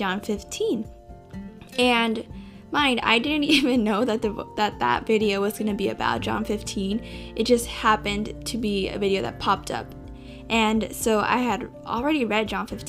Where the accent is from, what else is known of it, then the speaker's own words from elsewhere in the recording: California, United States; I'm from California